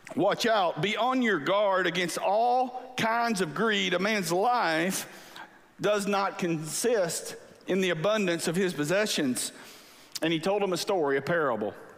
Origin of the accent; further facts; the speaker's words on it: Angleton, Texas, United States; I grew up in South Texas by the beach